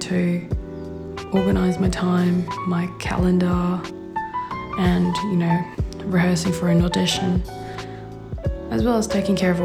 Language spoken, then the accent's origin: English; Perth, Western Australia, Australia; So I'm from Western Australia, from Perth, and I moved down south, 2.5 hours away.